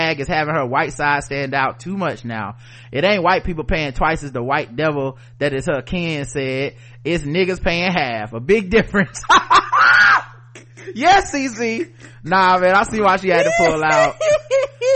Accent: the South, United States; I'm from the South

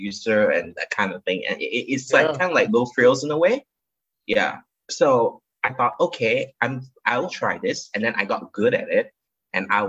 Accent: Kuching, Sarawak, Malaysia; now in Kuala Lumpur, Malaysia; I'm born and raised in Malaysia. I come from a small town. Well, it used to be a small town called Kuching, Sarawak, Malaysia.

